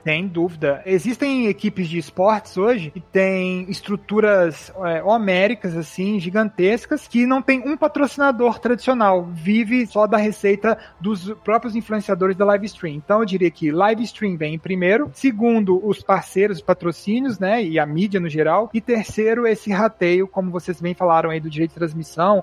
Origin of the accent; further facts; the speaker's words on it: Minas Gerais, Brazil; todos os fundadores são, somos, nós somos mineiros